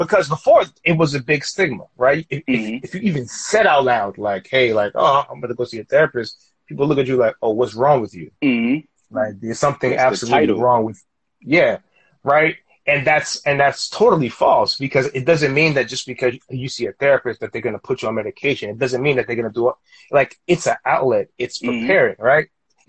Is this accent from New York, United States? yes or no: yes; Queens, New York, United States; growing up in Queens, like, you know what it is.